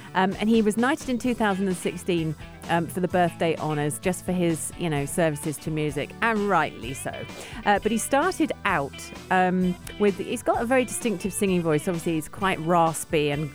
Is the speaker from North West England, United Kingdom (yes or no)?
no; London, United Kingdom; I'm from London, England.